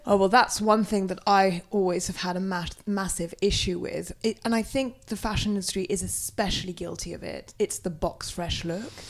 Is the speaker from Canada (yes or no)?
no; south of France, France; I was born in the Pyrenees in the south of France, and my parents used to, we used to go walking in the mountains every weekend